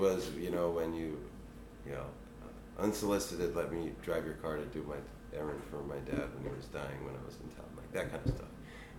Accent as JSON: {"language": "English", "town": "Philadelphia", "region": "Pennsylvania", "country": "United States", "said": "I'm from Philly"}